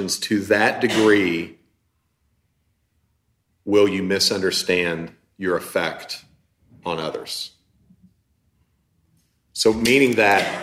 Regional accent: United States; being an American

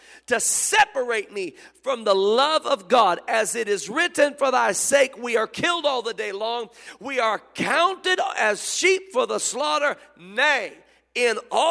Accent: Memphis, Tennessee, United States; I was born in Memphis

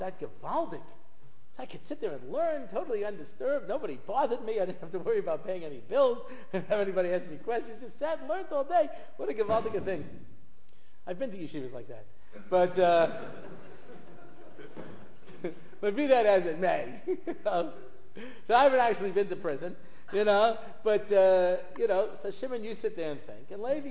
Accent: United States; I'm an American. You know, I'm an American

